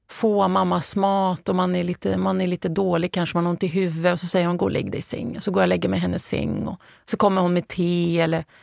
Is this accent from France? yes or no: no; Lebanon; now in Sweden; så mina barn vet att jag har flytt från Libanon och hur det har påverkat mig.